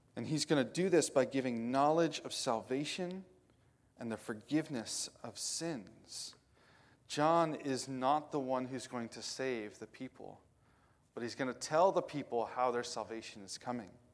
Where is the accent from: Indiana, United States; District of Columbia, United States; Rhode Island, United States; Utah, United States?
Indiana, United States; now in western Pennsylvania, United States; I grew up in Indiana where everything's flat